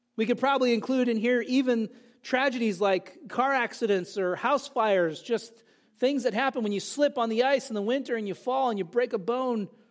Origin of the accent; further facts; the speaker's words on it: California, United States; moved away; also born or lived in New Jersey; I grew up in California